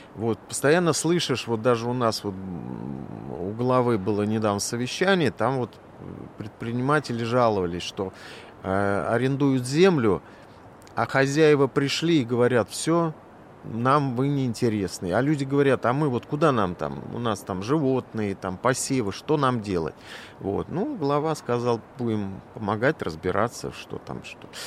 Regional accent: Moscow, Russia; also born or lived in Chukotka; я москвич

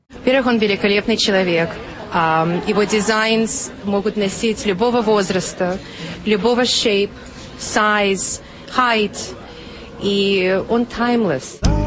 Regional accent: Kaliningrad, Kaliningrad Oblast, Russia; выросла в достаточно западном городе, Кёнигсберге

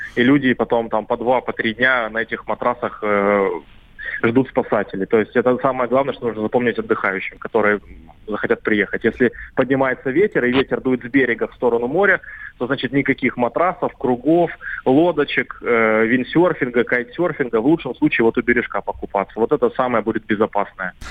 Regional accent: Anapa, Krasnodar Krai, Russia; я сам сам как коренной анапчанин

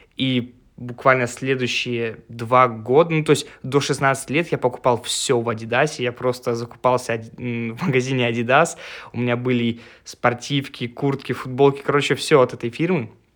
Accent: Russia; мой родной город Волга

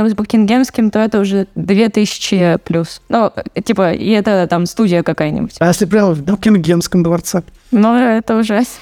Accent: Saint Petersburg, Russia; Я из Питера.

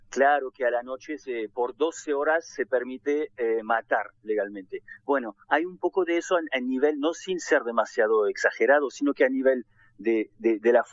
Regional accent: France; Yo mismo soy francés, hijo de inmigrantes asiáticos de las colonias.

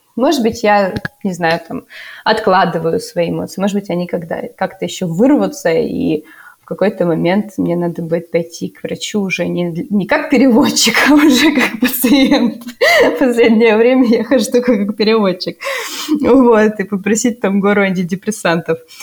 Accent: Russia; moved away as an adult; also born or lived in Kazakhstan; now in Germany; я из России

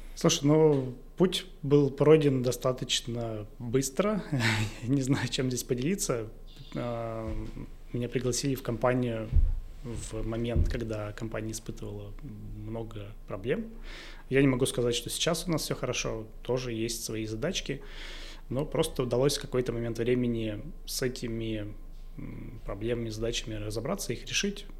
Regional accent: Izhevsk, Udmurtia, Russia; в городе Ижевске, в моем родном городе

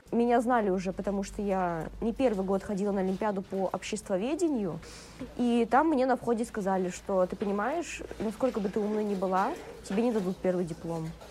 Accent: Belarus; moved away as an adult; now in Saint Petersburg, Russia; я бы не хотела вернуться в свой родной город

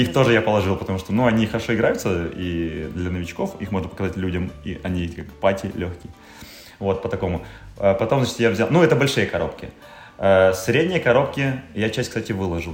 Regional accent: the North, northern Russia, Russia; мы с севера

